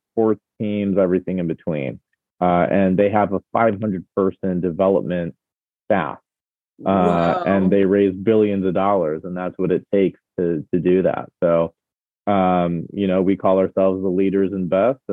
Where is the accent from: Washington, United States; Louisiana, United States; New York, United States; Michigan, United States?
Michigan, United States; Detroit; born and raised in Michigan